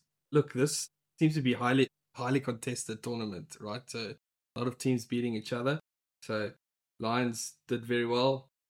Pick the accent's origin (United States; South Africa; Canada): South Africa; We're also South African.